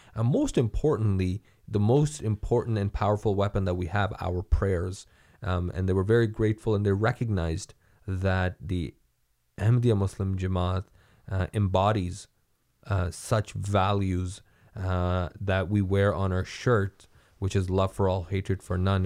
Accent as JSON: {"language": "English", "country": "Canada", "said": "we as Canadian"}